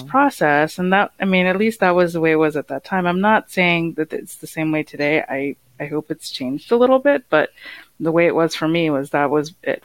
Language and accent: English; United States; I grew up in the U.S.